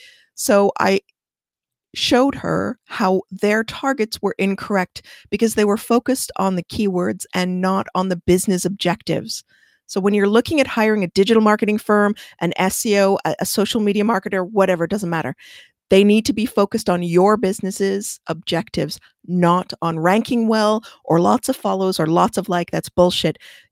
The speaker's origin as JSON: {"language": "English", "country": "Canada", "said": "I don't know inches. I'm Canadian."}